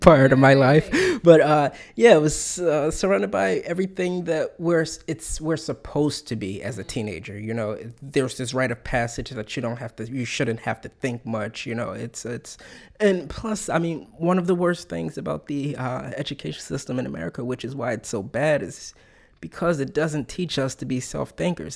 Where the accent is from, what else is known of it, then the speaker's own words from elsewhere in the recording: Philadelphia, Pennsylvania, United States; also born or lived in Main Line suburbs, Pennsylvania; my whole family, we grew up in North Philadelphia, you know? And the suburban town I moved to as a kid, it was all the way on the main line